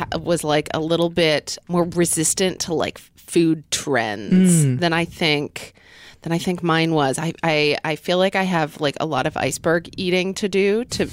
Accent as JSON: {"language": "English", "region": "Oklahoma", "country": "United States", "tie": "born or raised there", "said": "I grew up in Oklahoma."}